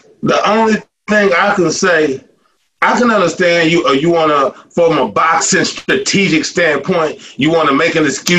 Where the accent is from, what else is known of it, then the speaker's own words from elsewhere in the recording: Dallas, Texas, United States; I'm from Dallas.